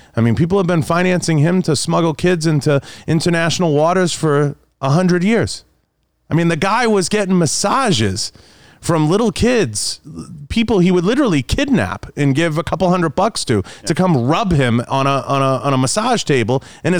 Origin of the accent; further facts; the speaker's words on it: New England, United States; I grew up in New England. In New Hampshire, they live for this shit.